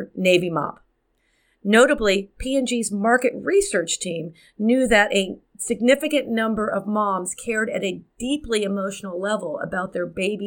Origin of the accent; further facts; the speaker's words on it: Miami, Florida, United States; my hometown of Miami